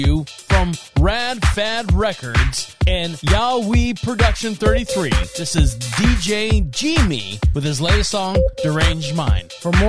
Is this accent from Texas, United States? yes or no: no; Florida, United States; this gentleman right here from my home state of Florida